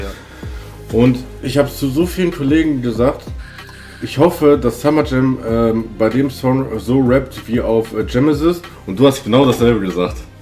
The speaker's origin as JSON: {"language": "German", "town": "Hagen", "region": "North Rhine-Westphalia", "country": "Germany", "tie": "born or raised there", "moved": "yes", "lives_now": "Sauerland, Germany", "said": "also gebürtig komme ich aus Hagen"}